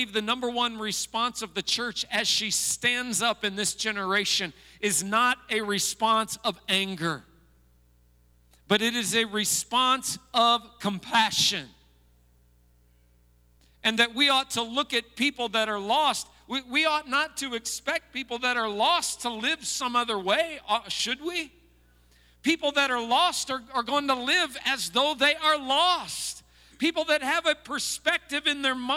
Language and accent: English; United States; as an American